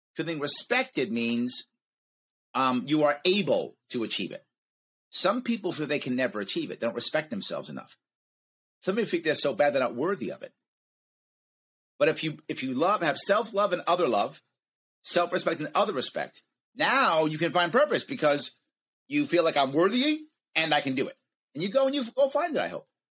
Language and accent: English; United States; as an American